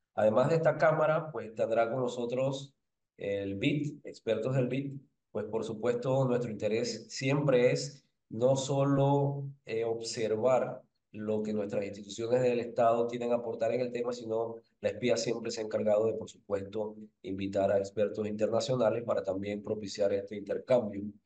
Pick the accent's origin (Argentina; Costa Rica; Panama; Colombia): Panama; como panameños